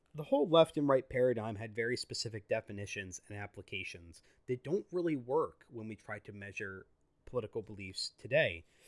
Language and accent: English; United States; I'm an American citizen, I'm a U S citizen